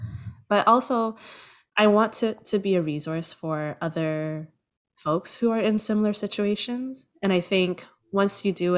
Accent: Toronto, Ontario, Canada; I am originally born and raised in Toronto

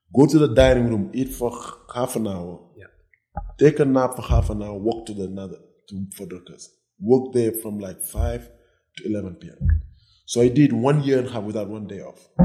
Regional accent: Senegal; moved away as an adult; also born or lived in Nebraska, United States / New Jersey, United States; now in Cabo San Lucas, Mexico; I grew up in West Africa, Senegal. I moved to the US when I was 18.

